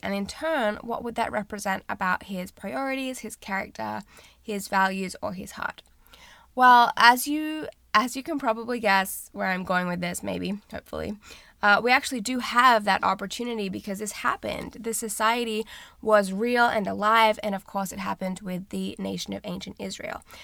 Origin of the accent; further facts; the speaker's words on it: Australia; moved away as an adult; now in United States; I'm from Australia